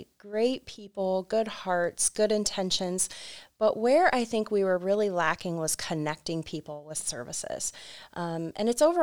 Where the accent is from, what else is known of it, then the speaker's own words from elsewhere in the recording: New Philadelphia, Ohio, United States; I am born and raised in New Philly, went off to college, said I'm never coming back, and immediately came back to this county